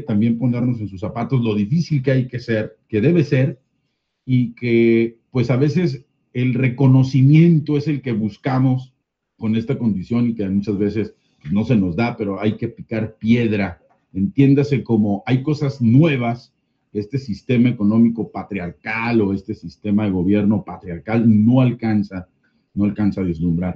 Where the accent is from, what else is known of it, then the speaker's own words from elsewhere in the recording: Mexico; como mexicano tengo derecho a votar y ser votado